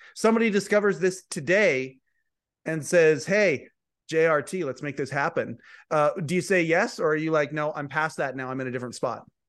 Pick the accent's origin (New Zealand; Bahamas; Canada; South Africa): Canada; I'm a Canadian